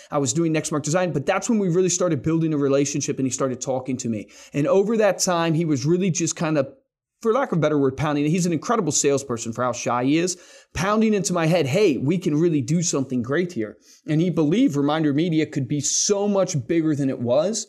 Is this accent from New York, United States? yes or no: no; Central Virginia, United States; also born or lived in Fort Worth, Texas; I was born in Fort Worth, lived there for a year, then grew up that. in Central Virginia because my dad is a pastor